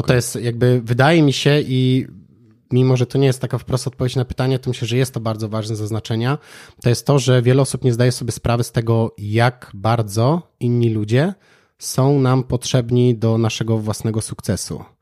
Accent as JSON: {"language": "Polish", "town": "Kraków", "region": "Lesser Poland", "country": "Poland", "said": "u nas w Krakowie"}